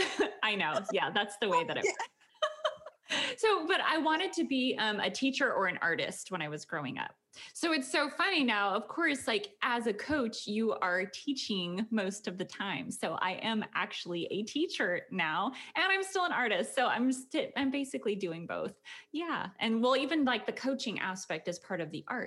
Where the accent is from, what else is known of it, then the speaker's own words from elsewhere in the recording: Conrad, Montana, United States; moved away as an adult; also born or lived in Bozeman, Montana / Wyoming; now in Houston, United States; I was born in Montana, a little tiny farm town called Conrad, Montana, up by the border of Canada